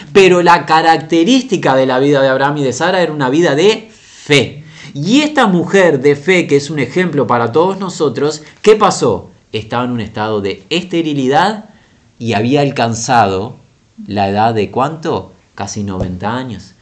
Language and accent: Spanish; Uruguay; la ciudad de nuestra nación Montevideo, en esta república pequeña, la República Oriental del Uruguay